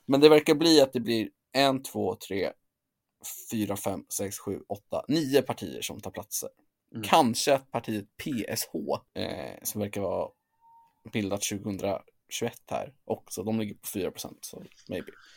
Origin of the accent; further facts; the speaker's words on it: Sweden; som svensk